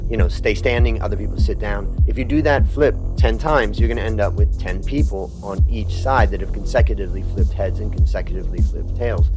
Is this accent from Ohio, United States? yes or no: yes; Cleveland, Ohio, United States; moved away as an adult; also born or lived in California; now in Thailand; I grew up in Cleveland, Ohio